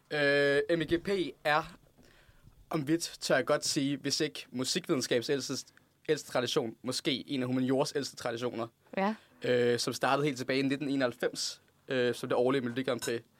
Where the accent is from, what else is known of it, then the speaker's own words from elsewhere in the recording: Lund, Skåne, Sweden; jeg kommer fra Lund.